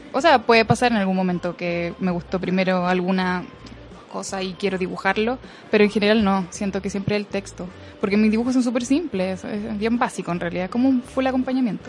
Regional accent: southern Chile, Chile; moved away

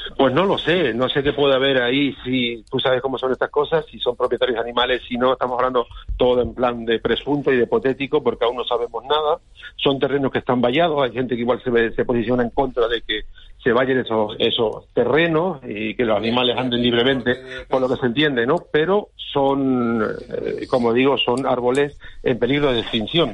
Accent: El Hierro, Canary Islands, Spain; Yo me siento reño, me siento canario, me siento español y me siento europeo.

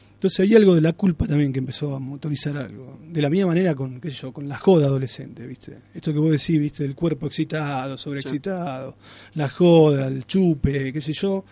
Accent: Alcorta, Santa Fe, Argentina; Yo nací en Alcorta, que es un pueblo acá

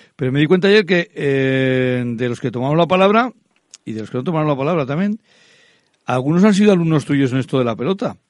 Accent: Laguardia, Basque Country, Spain; yo soy de La Guardia.

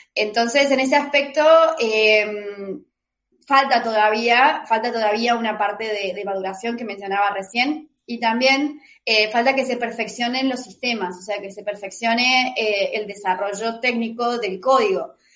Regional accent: Argentina; soy de Argentina

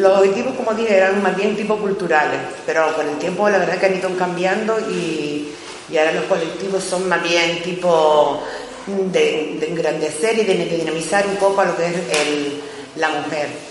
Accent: Bañadero, Canary Islands, Spain; nosotros venimos del pueblo de Bañadero, Bañadero está cerquita de, aquí de, la capital, de las Palmas de Gran Canaria

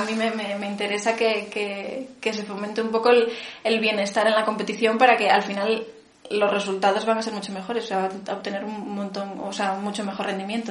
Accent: Vigo, Galicia, Spain; now in Santiago de Compostela, Spain; nací en Vigo, pero ahora vivo en Santiago

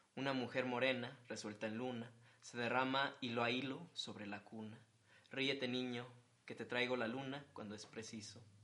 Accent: Monterrey, Nuevo León, Mexico; somos regios

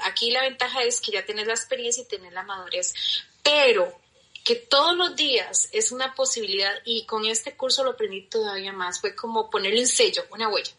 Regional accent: Costa Rica; mi tierra querida Costa Rica

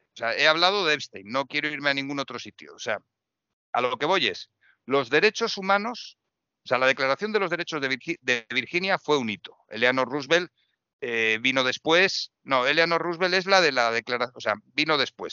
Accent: Madrid, Community of Madrid, Spain; yo vivo en Madrid y hablo de Madrid, yo me siento más madrileño que otra cosa.

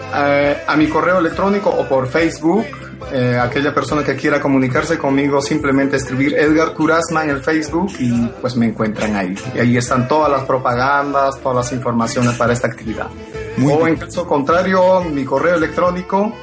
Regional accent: Huancavelica, Peru; moved away; soy peruano, nací en la ciudad de Huancavelica, en la misma capital

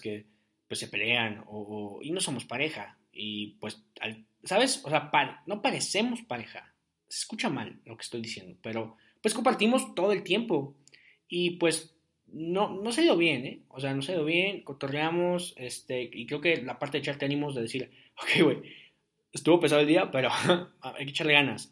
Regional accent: Ciudad Guzmán, Jalisco, Mexico; moved away as an adult; now in Querétaro, Mexico; fui a Guzmán un par de veces, a mi tierra, a mi, a mi, a mi, rancho

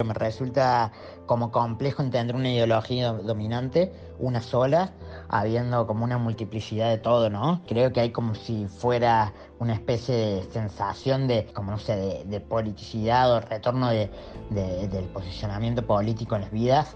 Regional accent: Córdoba, Argentina; soy artista y de Córdoba

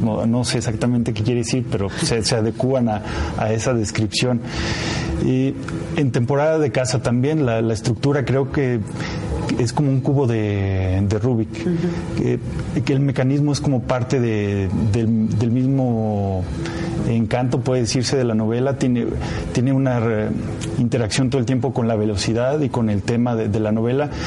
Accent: Zacatecas, Mexico; mi pueblo, de Zacatecas

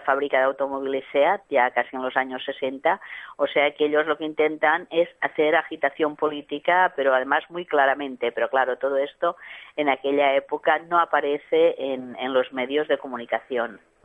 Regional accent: L'Hospitalet de Llobregat, Catalonia, Spain; en Hospitalet, que es también mi, mi ciudad natal

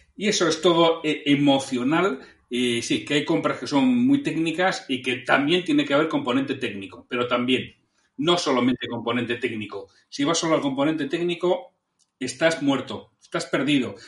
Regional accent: Bilbao, Basque Country, Spain; yo soy de Bilbao

